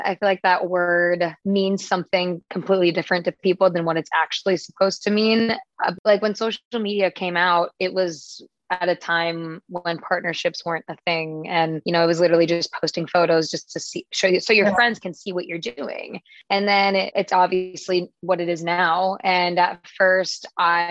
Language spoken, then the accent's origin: English; Wisconsin, United States; now in California, United States; I'm from Wisconsin